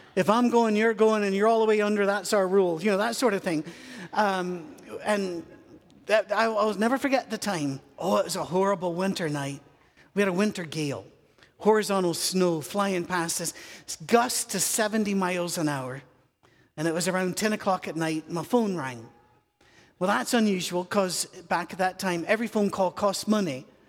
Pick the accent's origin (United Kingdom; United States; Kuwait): United Kingdom; I'm British.